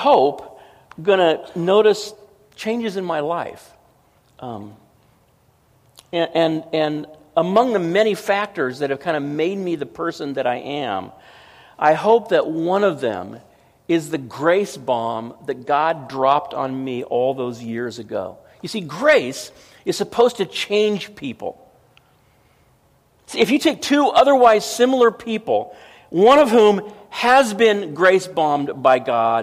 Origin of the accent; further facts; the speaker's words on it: Southern California, United States; I was from Southern California